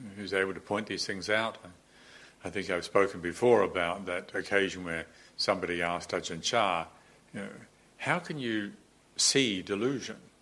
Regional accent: New Zealand; moved away; all the time growing up in New Zealand I'd spent in the ocean

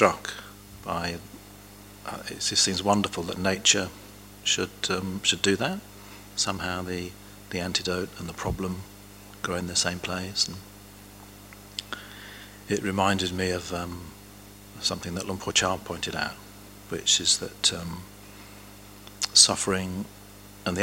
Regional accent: England, United Kingdom; Growing up in England

